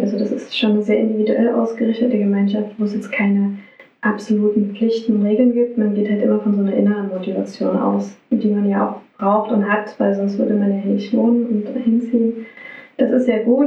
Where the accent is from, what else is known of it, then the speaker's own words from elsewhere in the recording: Radebeul, Saxony, Germany; also born or lived in Dresden; ich komme hier aus der Gegend, meine Heimat ist Radebeul, Dresden